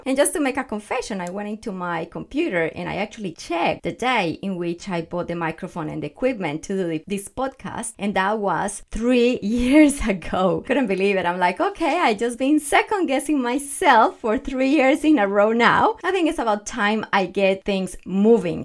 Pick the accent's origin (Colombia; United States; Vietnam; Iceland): Colombia; English is a second language; moved away; I am from Colombia, Growing up as a little girl